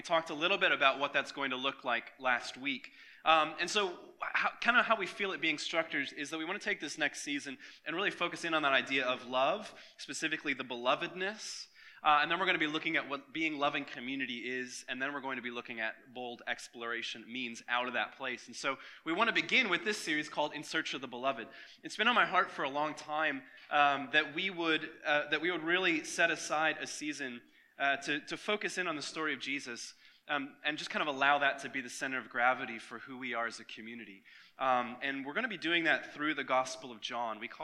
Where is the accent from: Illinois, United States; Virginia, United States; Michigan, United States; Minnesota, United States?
Michigan, United States; now in Florida, United States; when I was a kid growing up in Michigan